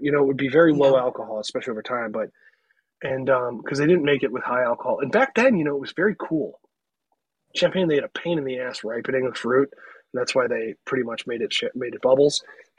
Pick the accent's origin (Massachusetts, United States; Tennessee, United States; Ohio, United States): Ohio, United States; Cleveland; I'm from Cleveland. He's from Cleveland.